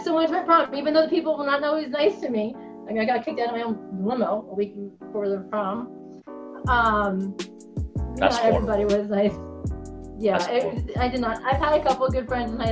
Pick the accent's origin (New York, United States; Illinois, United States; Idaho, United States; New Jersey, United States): New York, United States; I'm a New Yorker